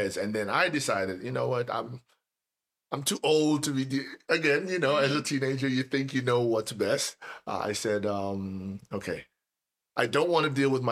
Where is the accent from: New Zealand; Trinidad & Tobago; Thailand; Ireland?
Trinidad & Tobago; moved away as an adult; now in United States; I was born and raised in Trinidad and Tobago.